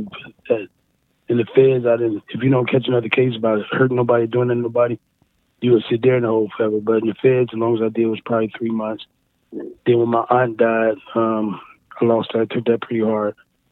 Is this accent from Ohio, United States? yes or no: yes; East Cleveland, Ohio, United States; also born or lived in Wade Park, Cleveland; I'm from the East Cleveland area, but now I moved down to Wade Park.